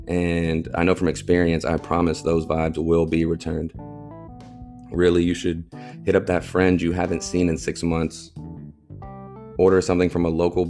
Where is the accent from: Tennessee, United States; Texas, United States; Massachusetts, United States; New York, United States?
Texas, United States; Angleton; also born or lived in Houston; my hometown of Angleton, Texas